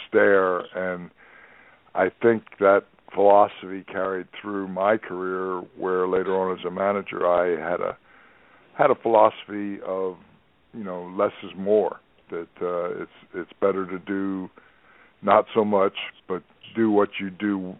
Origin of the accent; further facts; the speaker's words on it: Trenton, New Jersey, United States; I was born and raised in Trenton